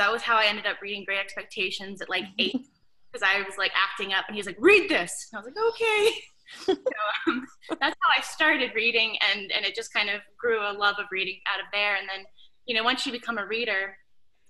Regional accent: Louisiana, United States; Coming from Louisiana

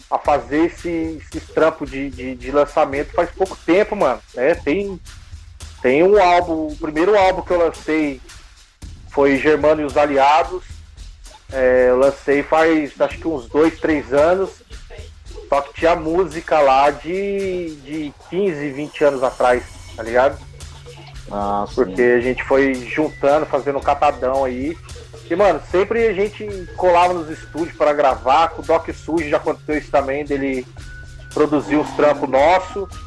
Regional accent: São José dos Campos, São Paulo, Brazil; Somos aqui da Zona Leste, São José dos Campos, né?

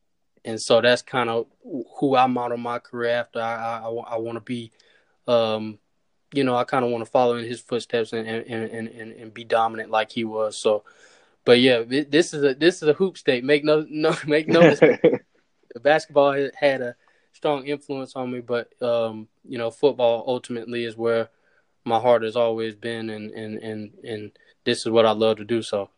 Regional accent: Charlotte, North Carolina, United States; For me, it's North Carolina is a basketball state. So for me, a lot of emphasis was on basketball when I was younger, just with Duke and North Carolina.

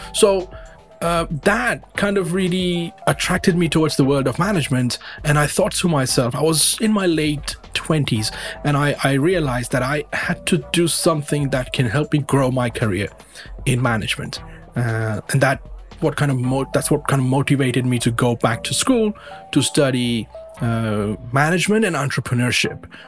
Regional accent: Mumbai, Maharashtra, India; moved away as an adult; also born or lived in United Kingdom / Colombia; now in Ontario, Canada; I was born in India. I was born in the western part of India. Uh, people are aware of Bombay or Mumbai as it's now

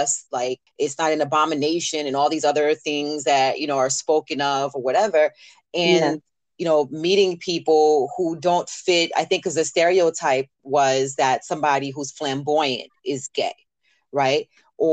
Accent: the South, United States; now in New York, United States; growing up in the South

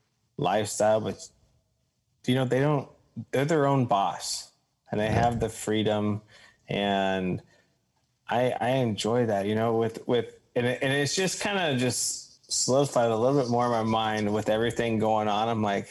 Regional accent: Orange County, California, United States; also born or lived in Long Beach, California / Colorado; I love growing up in Orange County and living in Long Beach and stuff. But my family's from the country.

